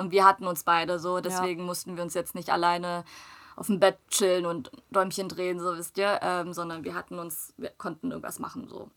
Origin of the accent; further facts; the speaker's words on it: Germany; also born or lived in South Korea; vor meinem ersten Geburtstag sind wir ja nach Deutschland gezogen